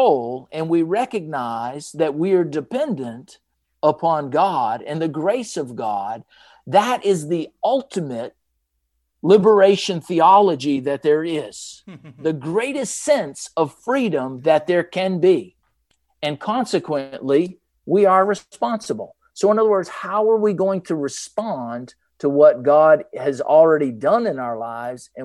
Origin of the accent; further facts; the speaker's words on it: Maine, United States; moved away; also born or lived in Atlanta, Georgia; I was born and raised in Maine, which is in the northeast part of the United States